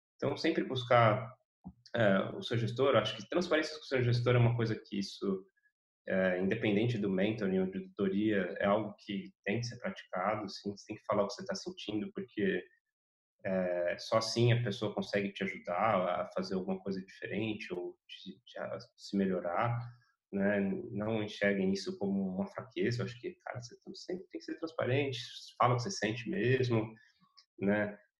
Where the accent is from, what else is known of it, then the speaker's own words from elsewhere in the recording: Brazil; moved away as an adult; a gente que está tá, tá acostumado a viver no Brasil, que é um país continental